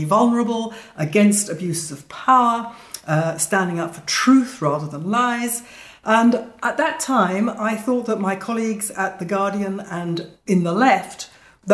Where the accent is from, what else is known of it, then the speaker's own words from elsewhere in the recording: London, United Kingdom; also born or lived in Jerusalem; I am a British Jew, born and bred in London